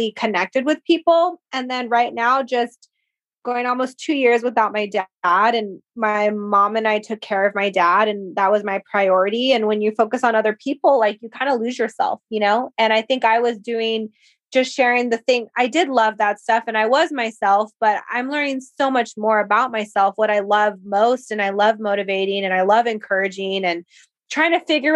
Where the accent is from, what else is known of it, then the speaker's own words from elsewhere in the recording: Whittier, California, United States; my hometown in Whittier